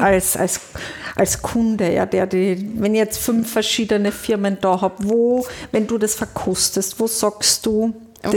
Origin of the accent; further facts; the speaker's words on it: Carinthia, Austria; Das muss ich jetzt als Kärntnerin auch sagen